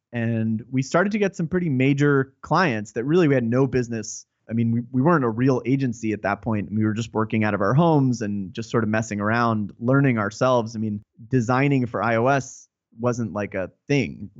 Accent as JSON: {"language": "English", "region": "New York area", "country": "United States", "said": "I'm from the New York area and still reside here"}